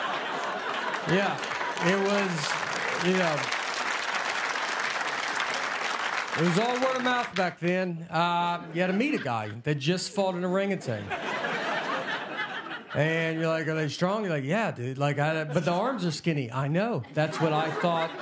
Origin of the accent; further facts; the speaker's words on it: Tennessee, United States; I'm from Tennessee.